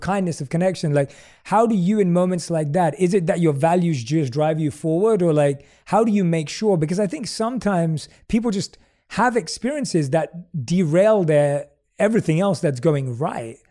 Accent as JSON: {"language": "English", "region": "London", "country": "United Kingdom", "tie": "born or raised there", "moved": "yes", "said": "I was born and raised in London"}